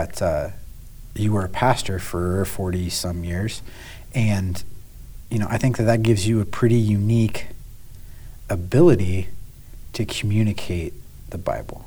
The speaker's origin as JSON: {"language": "English", "country": "United States", "said": "I'm I'm American"}